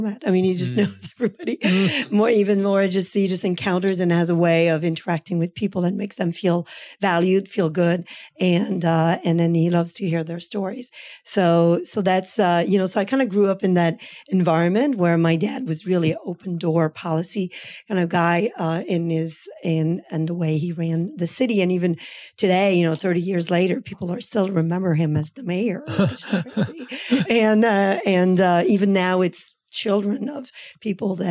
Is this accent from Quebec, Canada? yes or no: yes; Gatineau, Quebec, Canada; moved away as an adult; now in United States; I'm from Quebec and from a town called Gatineau near Ottawa. So across the river from the capital. And so I grew up there